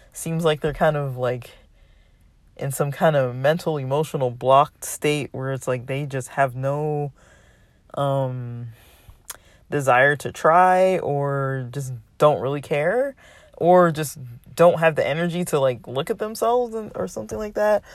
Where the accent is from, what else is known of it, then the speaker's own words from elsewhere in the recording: United States; Western American culture, we socialize in a certain way